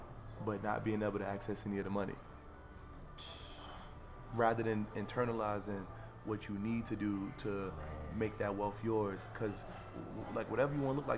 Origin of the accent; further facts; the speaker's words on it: Harlem, New York, United States; By 2013, 14, because I'm from Harlem anyway, so my mother always, she cursed me. Because when you from Harlem, you dress like hip-hop videos.